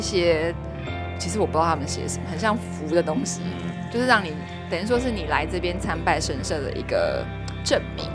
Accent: Taiwan; 我们台湾人

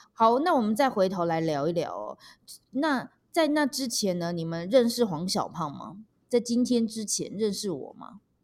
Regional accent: Taipei, Taiwan; 我们台北人

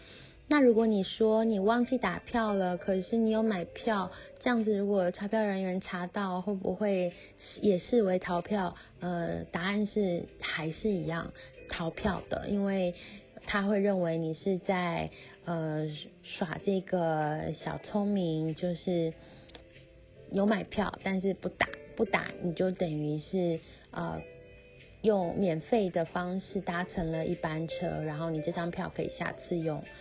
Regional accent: Taiwan; 我们从台湾来的时候，会先买一张大概一 G、三 G、五 G 不等的网卡，先插在手机上面，这样子你一下飞机才有网络可以用。

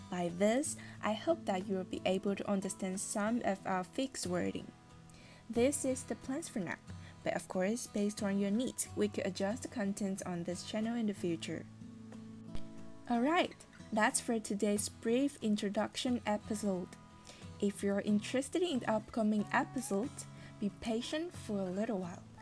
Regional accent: Taiwan; 23 years old and from Taiwan.

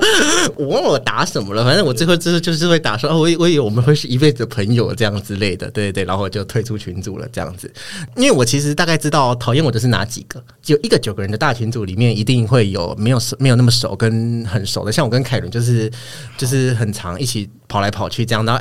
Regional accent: Kaohsiung, Taiwan; moved away as an adult; 我就回高雄，因为我的老家在高雄，

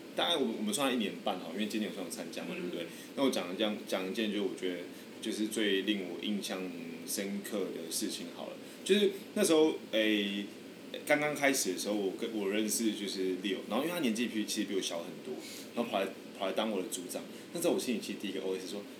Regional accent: Taoyuan, Taiwan; moved away as an adult; now in Kaohsiung, Taiwan; 我是前年三月才从就是我家，家乡桃园，然后来高雄那边转职成工程师

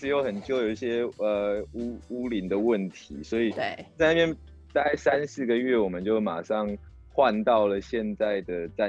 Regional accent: Kaohsiung, Taiwan; also born or lived in Taipei; 那时候就只有我是高雄人，

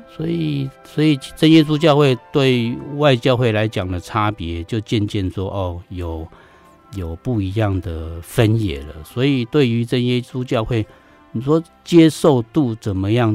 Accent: Miaoli County, Taiwan; 我是客家人，在苗栗出生长大

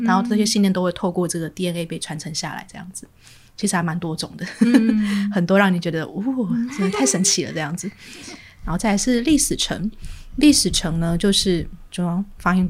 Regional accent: Taiwan; accent: Taiwanese Mandarin; OK，好，我刚刚讲台湾国语了哈。

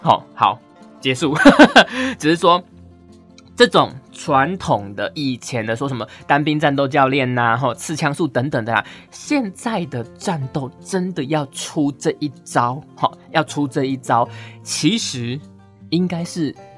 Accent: Pingtung County, Taiwan; 以前小时候，在屏东的时候，我妈还会去那个买

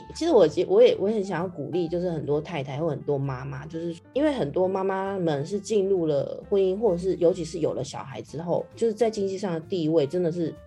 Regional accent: Taiwan; now in London, United Kingdom; 我们台湾人

